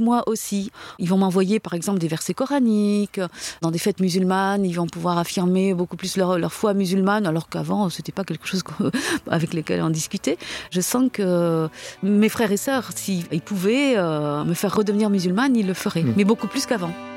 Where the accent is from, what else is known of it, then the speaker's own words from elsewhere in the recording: France; Je suis née en France. Euh, mes parents sont arrivés pendant la guerre d'Algérie en France